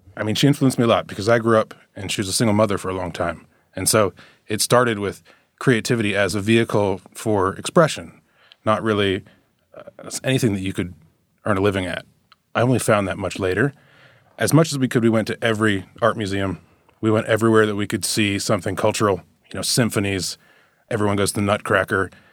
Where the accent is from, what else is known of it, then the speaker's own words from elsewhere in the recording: Chapel Hill, North Carolina, United States; I was from Chapel Hill